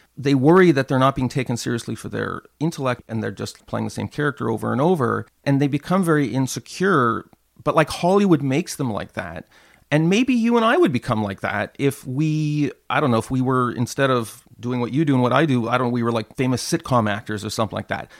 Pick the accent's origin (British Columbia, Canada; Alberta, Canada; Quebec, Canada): Quebec, Canada; Montreal; Concordia University in my hometown of Montreal